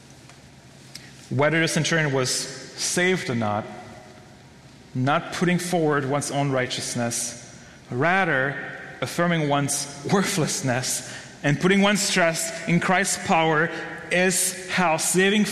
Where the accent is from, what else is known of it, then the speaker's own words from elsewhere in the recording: Belgium; moved away; I'm from Belgium